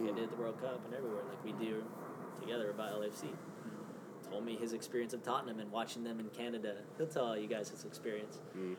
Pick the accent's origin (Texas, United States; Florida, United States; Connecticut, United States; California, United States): California, United States; Oxnard; He grew up playing it near where I grew up in Oxnard.